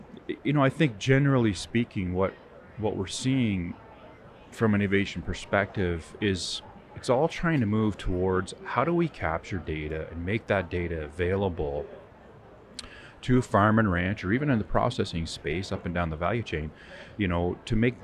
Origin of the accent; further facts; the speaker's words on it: Southwestern Ontario, Canada; I'm from Southwestern Ontario, but been exposed across agriculture, if you will, in Canada